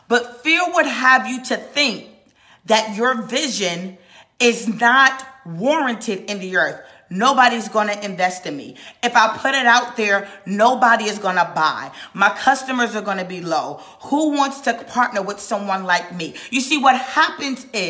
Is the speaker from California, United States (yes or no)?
no; New York, United States; now in North Carolina, United States; I'm from New York, y'all. I live in North Carolina now, but I'm a New Yorker